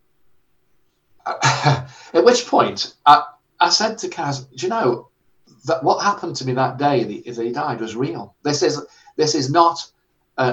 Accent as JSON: {"language": "English", "town": "Stoke-on-Trent", "region": "West Midlands", "country": "United Kingdom", "also_born_or_lived": "Harrow", "moved": "as an adult", "said": "Stoke-on-Trent, which is where I'm from"}